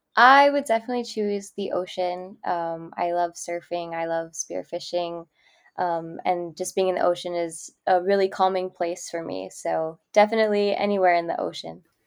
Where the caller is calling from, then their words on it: Kailua, Hawaii, United States; I'm calling in from Kailua, uh, Oahu, um, in Hawaii.